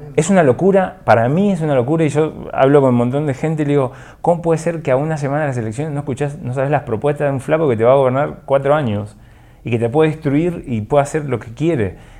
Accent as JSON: {"language": "Spanish", "country": "Argentina", "moved": "yes", "lives_now": "Guatemala", "said": "yo soy de Argentina"}